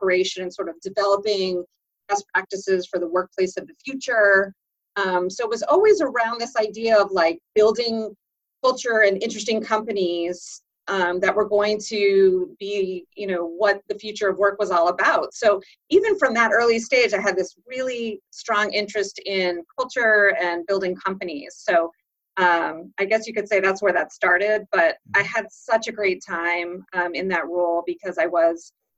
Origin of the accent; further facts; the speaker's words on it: suburbs of Boston, Massachusetts, United States; also born or lived in Wellesley, Massachusetts / Dover, Massachusetts; grew up in the suburbs of Boston. I was born in Wellesley, and then I moved to Dover when I was sixth grade